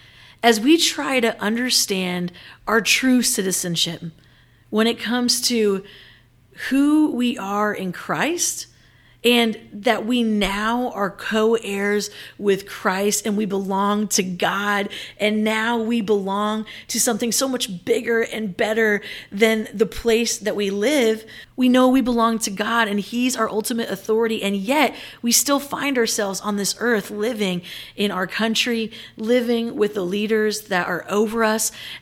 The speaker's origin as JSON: {"language": "English", "town": "Manila", "region": "Metro Manila", "country": "Philippines", "tie": "born or raised there", "said": "as I think about like my years growing up in Manila"}